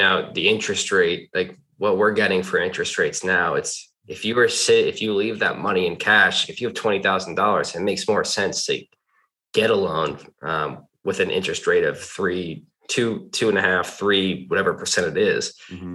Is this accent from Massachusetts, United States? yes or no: yes; Sudbury, Massachusetts, United States; moved away as an adult; now in Austin, United States; I'm originally from the Boston, Massachusetts area, Sudbury, Massachusetts